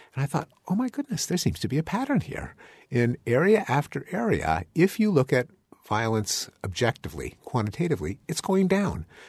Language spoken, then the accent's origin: English; Canada; now in United States; I'm a Canadian, I'm an immigrant